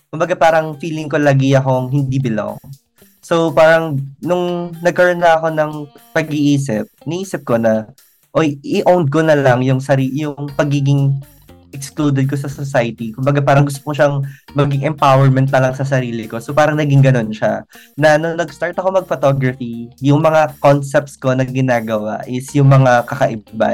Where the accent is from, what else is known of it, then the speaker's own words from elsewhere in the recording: Calabarzon, Philippines; moved away; Tuwing umuwi ako sa Cavite